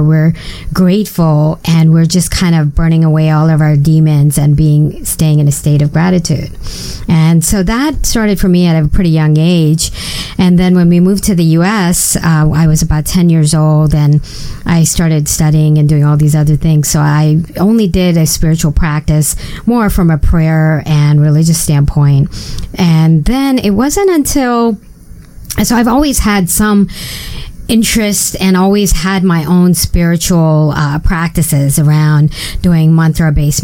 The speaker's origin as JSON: {"language": "English", "country": "India", "tie": "born or raised there", "moved": "yes", "said": "I grew up in India"}